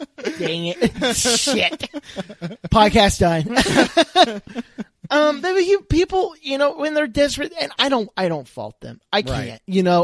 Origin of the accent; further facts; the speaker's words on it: Houston, Texas, United States; we're from Houston.